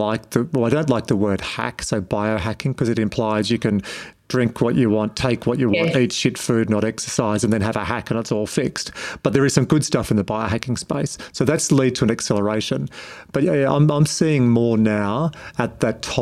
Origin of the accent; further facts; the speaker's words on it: Wagga Wagga, New South Wales, Australia; I was born in Wagga, so hello to all my friends in the Riverina